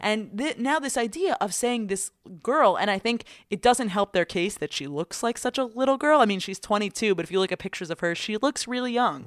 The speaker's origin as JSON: {"language": "English", "country": "United States", "said": "I'm American"}